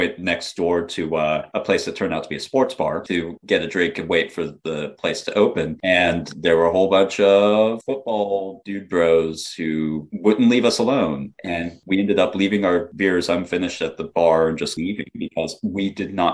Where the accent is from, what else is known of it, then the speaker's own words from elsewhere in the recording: the South, United States; being a Southern person